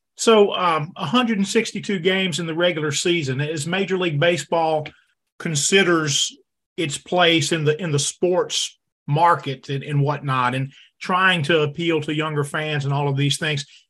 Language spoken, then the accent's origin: English; Denham Springs, Louisiana, United States; I grew up in Denham Springs, Louisiana